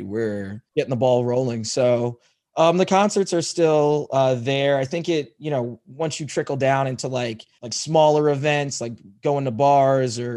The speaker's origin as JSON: {"language": "English", "town": "Syracuse", "region": "New York", "country": "United States", "tie": "born or raised there", "moved": "yes", "lives_now": "Chicago, United States", "said": "Syracuse. That's my hometown"}